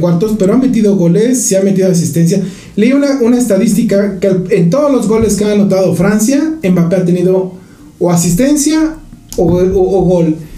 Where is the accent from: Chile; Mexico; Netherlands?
Mexico; a nosotros como mexicanos